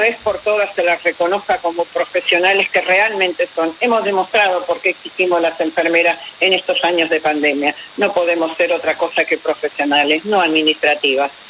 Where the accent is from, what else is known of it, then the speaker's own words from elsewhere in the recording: Paraná, Entre Ríos, Argentina; moved away; also born or lived in Buenos Aires; yo soy de Paraná